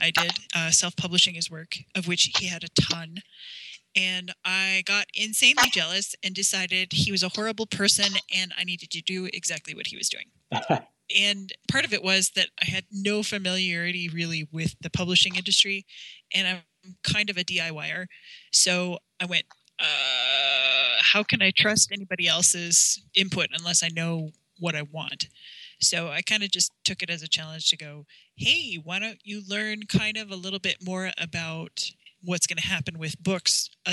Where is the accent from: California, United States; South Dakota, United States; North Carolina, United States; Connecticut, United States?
South Dakota, United States; I'm from South Dakota, so that's my roots.